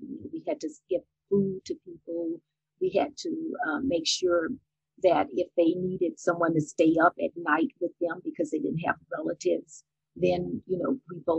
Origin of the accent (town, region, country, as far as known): Baton Rouge, Louisiana, United States; born or raised there; also born or lived in New Orleans, Louisiana